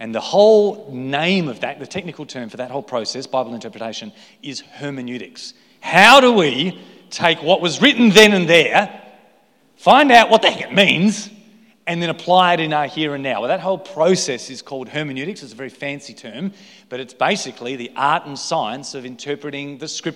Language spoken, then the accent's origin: English; Victor Harbor, South Australia, Australia; moved away as an adult; also born or lived in Adelaide, Australia; now in Coffs Harbour, Australia; I've spent all my life in South Australia. Okay, I grew up in Victor Harbour